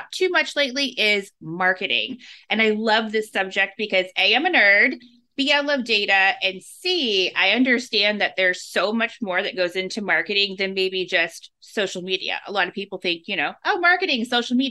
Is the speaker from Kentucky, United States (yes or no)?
yes; Louisville, Kentucky, United States; I was born in the Louisville, Kentucky area